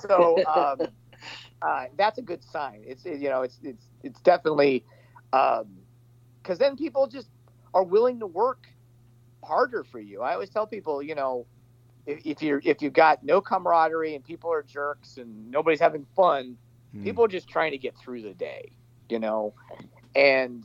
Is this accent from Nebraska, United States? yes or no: yes; Nebraska, United States; my hometown in Nebraska